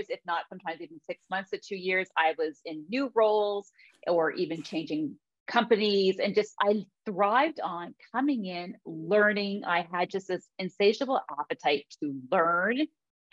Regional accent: Ontario, Canada; I'm kind of born and raised here in Ontario

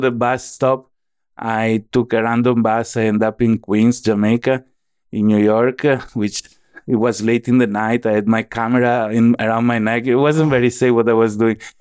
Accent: Venice, Veneto, Italy; accent: Italian; English is a second language; moved away as an adult; also born or lived in United States; now in Southeast Asia; I was born and raised in Italy, then at age eighteen, I started going to the United States

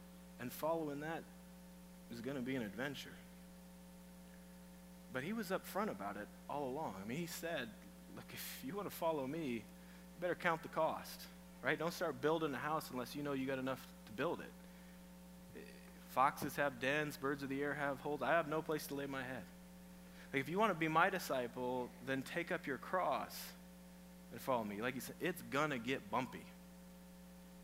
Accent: Iowa, United States; moved away; I'm from Iowa

